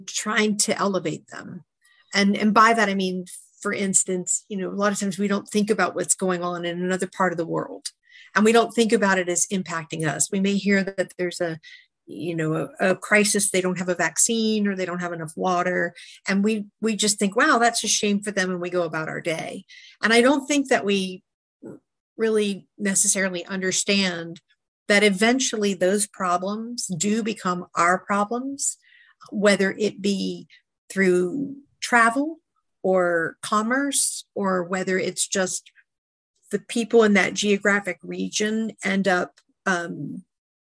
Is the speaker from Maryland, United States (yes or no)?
yes; Maryland, United States; I grew up in Maryland, outside of about 20 minutes outside of DC